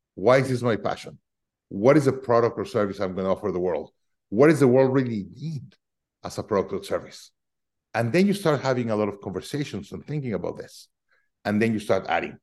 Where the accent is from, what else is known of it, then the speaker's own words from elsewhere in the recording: Mexico City, Mexico; now in United States; I'm originally from Mexico City